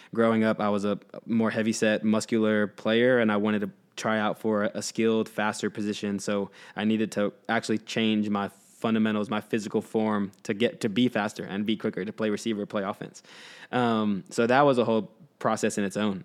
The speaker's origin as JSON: {"language": "English", "town": "Houston", "region": "Texas", "country": "United States", "tie": "born or raised there", "said": "I grew up in Texas"}